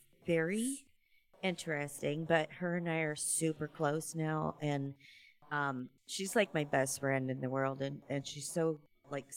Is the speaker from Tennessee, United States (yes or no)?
no; Terre Haute, Indiana, United States; moved away; I'm from Terre Haute.